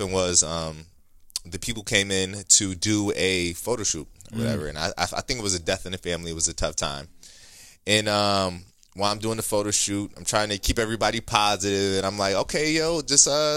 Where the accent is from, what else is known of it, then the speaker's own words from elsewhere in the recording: Ohio, United States; moved away; I'm originally from Ohio